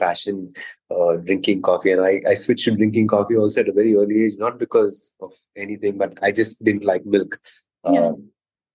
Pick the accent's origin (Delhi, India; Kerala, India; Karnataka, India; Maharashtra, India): Karnataka, India; Mangalore; Growing up in Mangalore, coffee was a big part of our lives